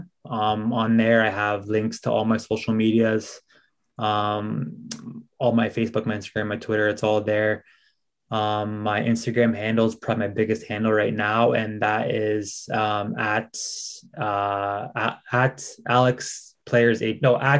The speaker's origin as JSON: {"language": "English", "country": "Canada", "moved": "as an adult", "lives_now": "Sweden"}